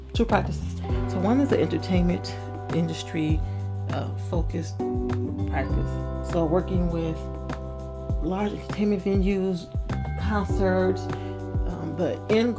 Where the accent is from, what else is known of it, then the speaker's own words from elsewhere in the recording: Detroit, Michigan, United States; moved away as an adult; also born or lived in Los Angeles, California; I am from Detroit